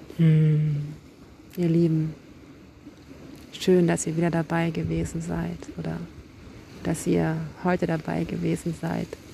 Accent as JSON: {"language": "German", "town": "Kiel", "region": "Schleswig-Holstein", "country": "Germany", "said": "Ich komme aus Kiel, ich bin Lyrikerin"}